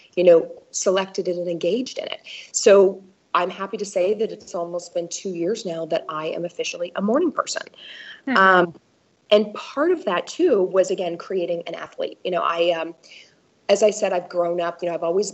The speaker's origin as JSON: {"language": "English", "region": "Maine", "country": "United States", "tie": "born or raised there", "also_born_or_lived": "East Coast / West Coast", "moved": "yes", "lives_now": "Milwaukee, United States", "said": "I grew up in Maine, and I've lived really all over the country, East Coast, West Coast, East Coast, and now in the Midwest"}